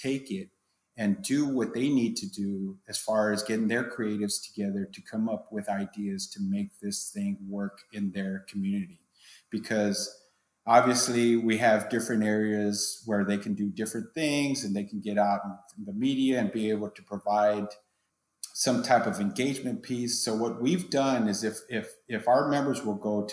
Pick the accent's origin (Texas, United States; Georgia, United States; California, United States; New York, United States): Texas, United States; San Antonio; I'm from San Antonio. I've been in the department for 26 years